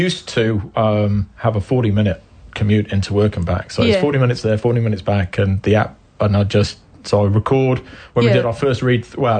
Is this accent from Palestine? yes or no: no; England, United Kingdom; now in New Zealand; I'm English